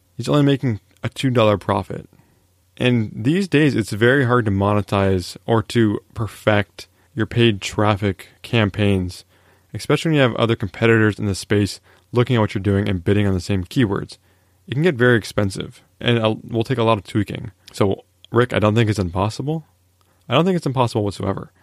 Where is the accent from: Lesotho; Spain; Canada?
Canada; I am a Canadian after all